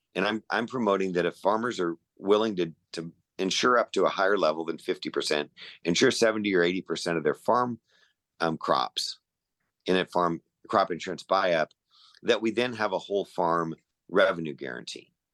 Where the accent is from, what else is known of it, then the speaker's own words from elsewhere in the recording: Chula Vista, California, United States; I grew up in Chula Vista. I grew up down there right near Sweetwater Reservoir